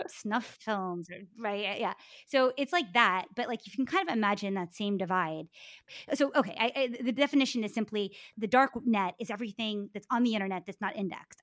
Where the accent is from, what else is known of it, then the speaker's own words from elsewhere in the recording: Maryland, United States; me growing up in Maryland